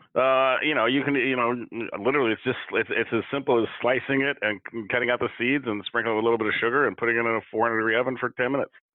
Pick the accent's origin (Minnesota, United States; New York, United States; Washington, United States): Washington, United States; Seattle; I'm from Washington, I'm from Seattle, I'm from here, and you know, I grew up with apples